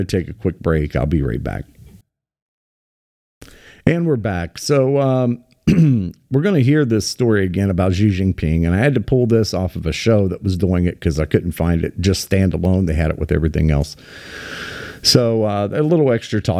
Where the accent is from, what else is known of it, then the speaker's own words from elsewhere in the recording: United States; I'm, you know, again, very Irish heritage, but, I'm an American.